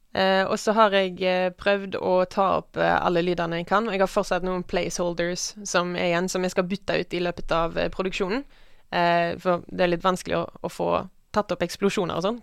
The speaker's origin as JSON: {"language": "Norwegian", "region": "Western Norway", "country": "Norway", "tie": "born or raised there", "said": "Jeg vokste opp på landet, på Vestlandet"}